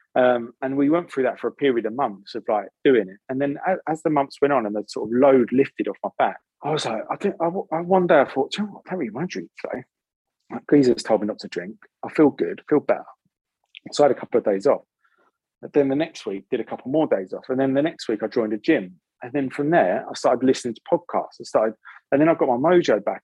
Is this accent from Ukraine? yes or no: no; United Kingdom; born or raised there; also born or lived in Salt Lake City, Utah, United States